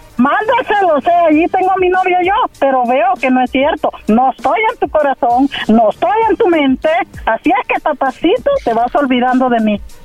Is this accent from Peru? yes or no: no; El Salvador; accent: centroamericano; Soy salvadoreña